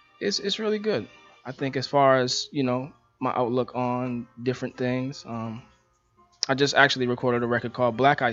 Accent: Boston, Massachusetts, United States; I'm from Dorchester. I graduated from the Burke High School.

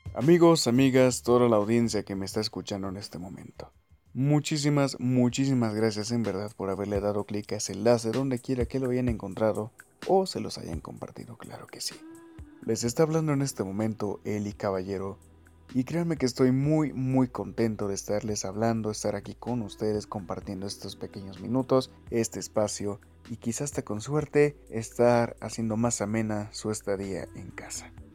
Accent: Mexico

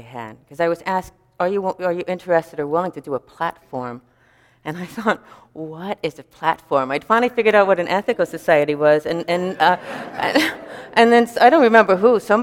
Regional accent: New York City, New York, United States; growing up in New York City

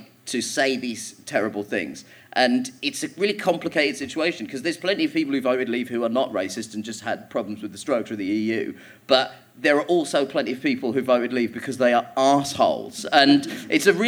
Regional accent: Croydon, London, United Kingdom; also born or lived in Orpington; I grew up in Croydon, which is a shithole.

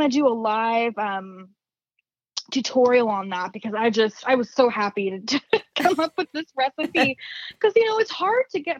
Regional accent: California, United States; now in Arizona, United States; I grew up in the Bay Area and it is so like with the tech industry out there, it is so fast paced.

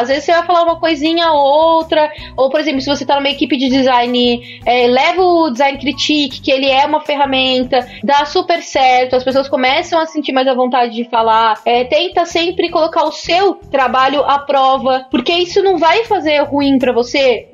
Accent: São Paulo, Brazil; eu sou paulista

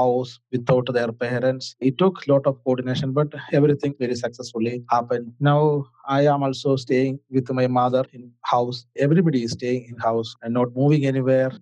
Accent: Kerala, India; from South India, from Kerala

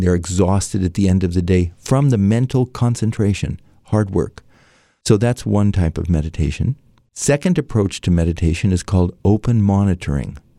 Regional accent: San Francisco, California, United States; also born or lived in Washington, D.C.; My father was a doctor with a V A in San Francisco, so I grew up in San Francisco

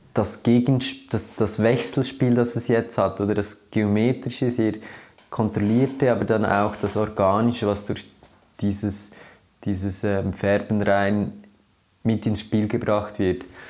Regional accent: Switzerland; was ich bin oder äh, als Schweizer

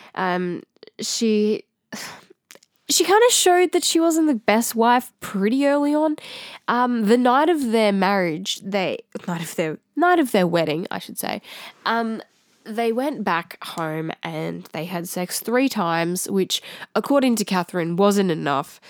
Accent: Australia

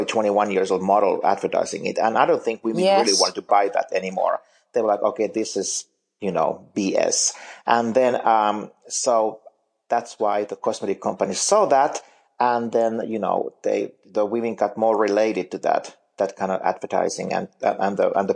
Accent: Finland; moved away as an adult; now in United States; I'm originally from Finland, and I still work for some of those magazines there

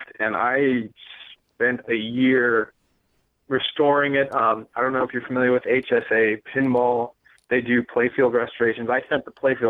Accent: Minneapolis, Minnesota, United States; I grew up in Minneapolis

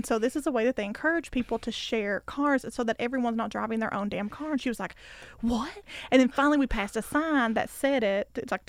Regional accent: Kentucky, United States; I'm from Kentucky, bitch.

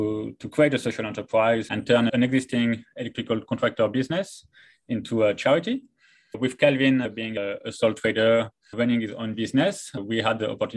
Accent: France; moved away as an adult; also born or lived in Taiwan / Christchurch, New Zealand; now in Australia; I'm from France

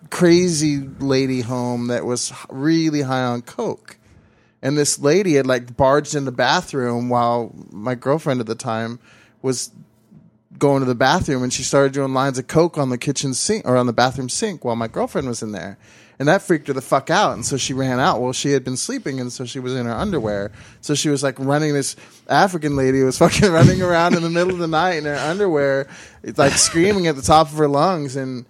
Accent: Sweden; English is a second language; It's really difficult for me to rate because I'm from Sweden where the beer is fucking shit.

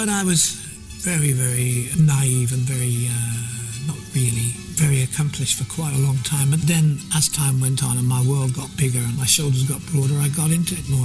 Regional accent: United Kingdom; Being British

